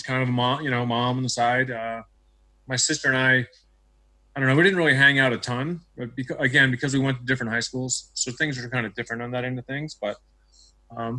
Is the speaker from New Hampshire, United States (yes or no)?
yes; New Hampshire, United States; moved away as an adult; now in Utah, United States; I grew up in New Hampshire